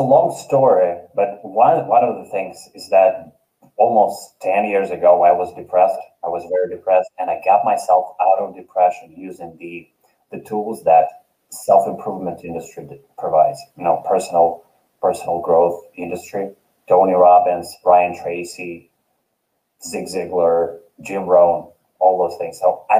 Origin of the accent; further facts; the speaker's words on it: Kyrgyzstan; English is a second language; Actually half of, I am 1/8 Polish and 1/4, I come from Kyrgyzstan.